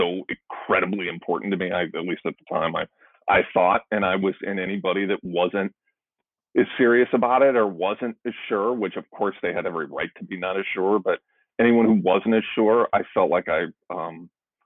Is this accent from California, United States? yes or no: no; St. Louis, Missouri, United States; moved away as an adult; also born or lived in Chicago; I'm from St. Louis